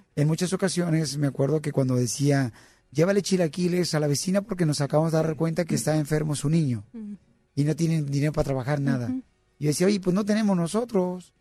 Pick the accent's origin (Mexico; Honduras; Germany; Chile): Mexico; moved away; mi pueblo, Cotlán